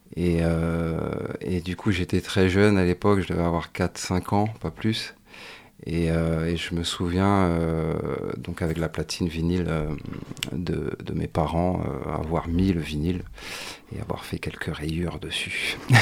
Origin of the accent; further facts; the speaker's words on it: Morlaix, Brittany, France; moved away as an adult; also born or lived in Guadeloupe; Je suis né dans le Finistère, à Morlaix précisément